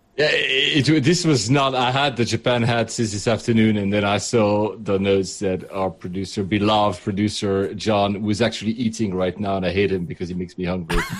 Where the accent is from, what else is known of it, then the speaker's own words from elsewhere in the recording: Geneva, Switzerland; now in United Kingdom; I'm originally from Geneva, so Switzerland